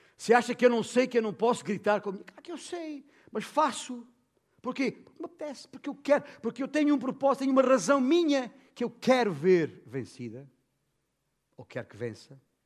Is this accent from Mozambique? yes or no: no; Portugal; como bom português